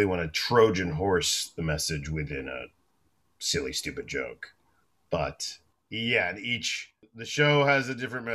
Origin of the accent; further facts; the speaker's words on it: Florida, United States; I'm from Florida